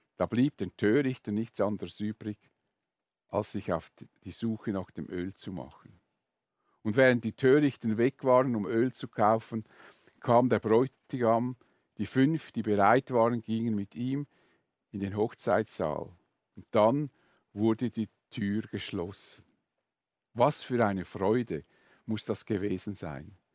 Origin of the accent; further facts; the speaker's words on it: Switzerland; bei uns in der Schweiz